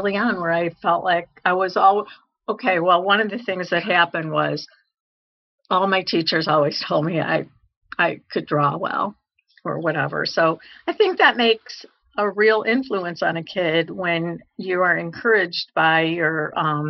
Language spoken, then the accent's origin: English; Chicago, Illinois, United States; I'm the youngest of three girls, and we grew up in Chicago